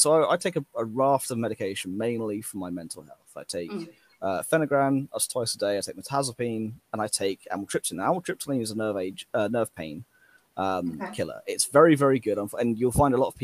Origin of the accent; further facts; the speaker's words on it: England, United Kingdom; I'm English